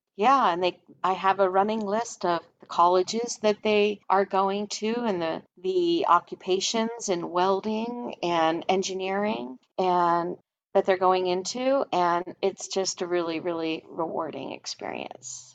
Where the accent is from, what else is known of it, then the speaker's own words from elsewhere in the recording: Philadelphia, Pennsylvania, United States; moved away; I'm from Philadelphia originally